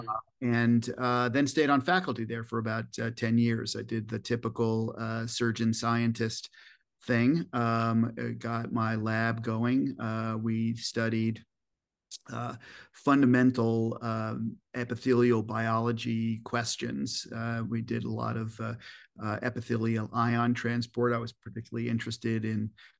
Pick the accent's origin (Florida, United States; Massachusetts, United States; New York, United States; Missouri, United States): New York, United States; Scarsdale; moved away as an adult; also born or lived in New Rochelle, New York / Boston; now in Chicago, United States; I was born right outside of New York City, in a place called New Rochelle. And I grew up there for the first couple of years of my life, then moved a little bit north to a town called Scarsdale, which was home till, you know, all the way through high school.